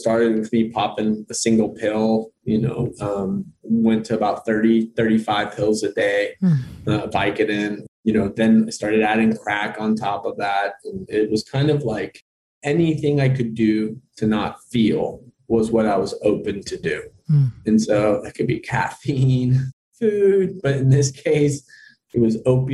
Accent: Austin, Texas, United States; I'm from Austin, Texas

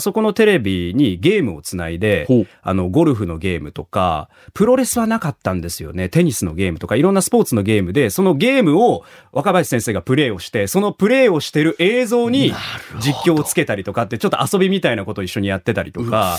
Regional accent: Nagoya, Aichi, Japan; now in Fukuoka, Japan; 僕、名古屋出身なんですけど

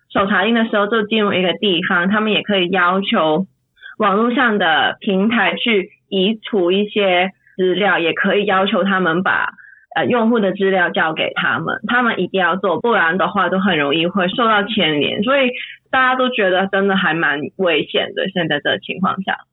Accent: Hong Kong; moved away as an adult; now in Germany; 我现在在，呃，德国念博士，然后我在香港，我是土生土长的香港人，然后我在香港是一个治安的，跟政治的活跃分子

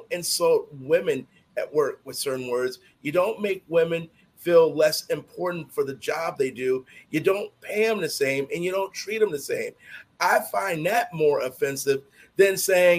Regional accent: Chicago, Illinois, United States; my block growing up in Chicago.

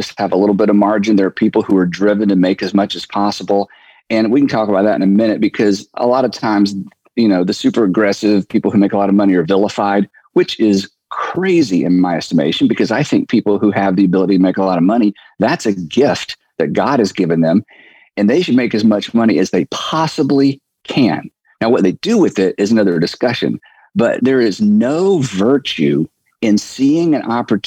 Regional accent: United States; As an American male

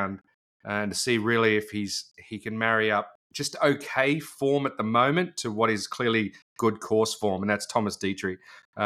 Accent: Australia; as an Aussie

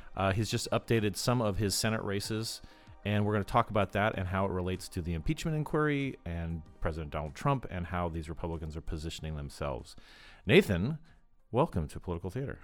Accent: Arizona, United States; I'm from Arizona

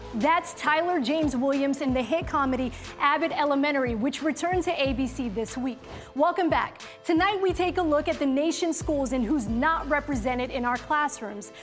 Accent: Somalia; now in United States; I'm an immigrant from Somalia, went through the refugee process as well

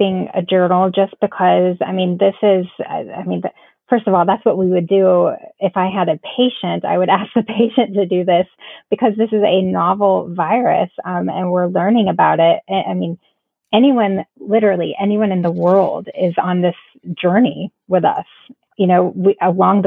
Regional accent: Florida, United States; now in South Carolina, United States; We're originally from Florida

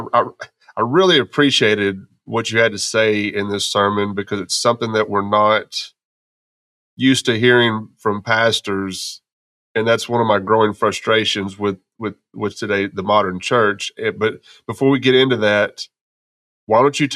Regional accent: Texas, United States; also born or lived in Arkansas; now in Memphis, United States; I grew up in Texas

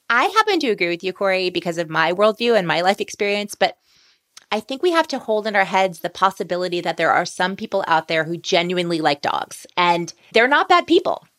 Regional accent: New Orleans, Louisiana, United States; New Orleans, Louisiana, which is also my hometown

